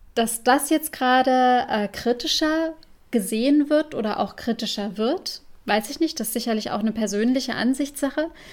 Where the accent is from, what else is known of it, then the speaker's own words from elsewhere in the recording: Saarland, Germany; der Großregion bei uns im Saarland